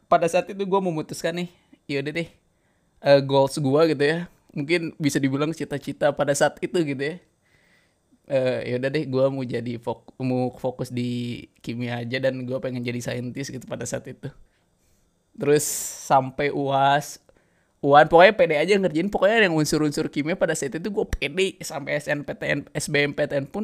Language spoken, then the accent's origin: Indonesian; Bandung, West Java, Indonesia; balik kampung gue ke Bandung gitu ya emang pada saat itu gue di Jawa tuh seneng nih gue ke Malang lah kayaknya di UB kayaknya aduh enak gitu ya suasananya sama kayak di kampung gue gitu kampung halaman di Bandung gitu ya